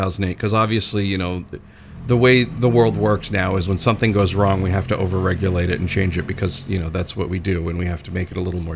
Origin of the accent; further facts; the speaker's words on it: Dixfield, Maine, United States; When I was growing up, I grew up in Dixfield.